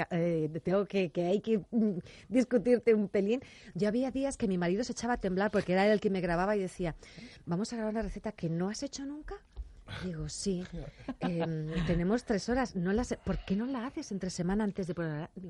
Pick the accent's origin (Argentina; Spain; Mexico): Spain; Asturias; yo soy de Asturias